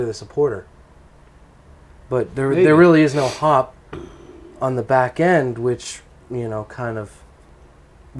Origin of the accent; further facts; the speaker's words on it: Maine, United States; I grew up in Maine.